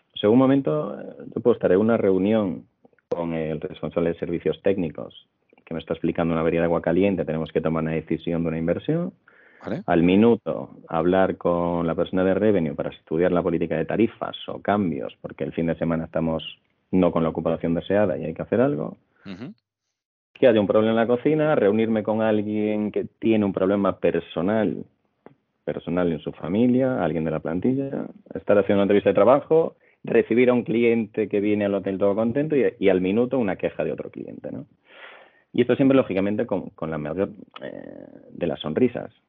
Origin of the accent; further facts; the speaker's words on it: Santiago de Compostela, Galicia, Spain; moved away as an adult; also born or lived in England; now in Madrid, Spain; soy gallego de Santiago de Compostela